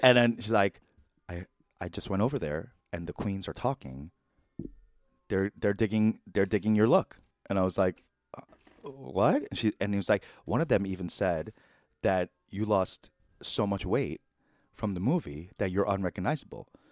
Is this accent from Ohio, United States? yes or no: no; New York, United States; I'm from New York